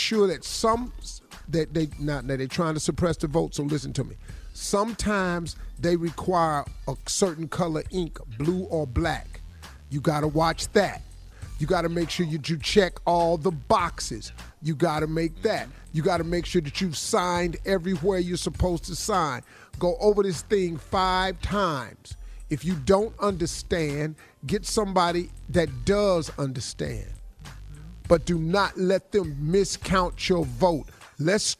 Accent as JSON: {"language": "English", "town": "Cleveland", "region": "Ohio", "country": "United States", "said": "I'm from Cleveland"}